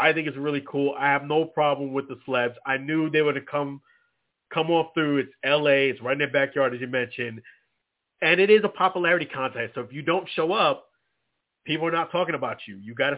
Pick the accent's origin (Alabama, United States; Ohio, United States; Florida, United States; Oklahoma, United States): Florida, United States; Tampa; And being that we are from Tampa Bay here, the area